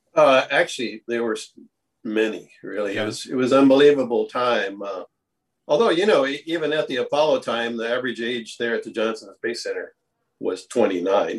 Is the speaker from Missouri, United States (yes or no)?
no; Hawaii, United States; moved away as an adult; also born or lived in Cincinnati, Ohio; now in Texas, United States; I grew up in Hawaii